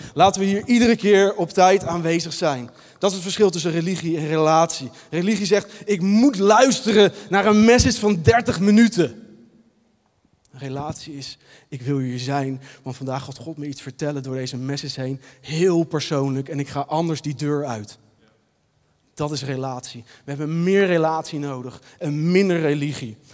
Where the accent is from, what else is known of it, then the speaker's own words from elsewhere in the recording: Leiden, South Holland, Netherlands; Ik ben opgegroeid in de Nederlandse Hervormde Kerk, hier in Leiden, in de Marekerk, ook het centrum van Leiden.